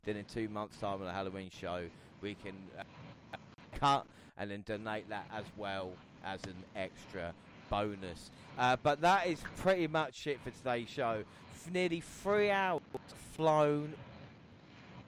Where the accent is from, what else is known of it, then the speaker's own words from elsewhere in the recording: South East England, United Kingdom; I'm from London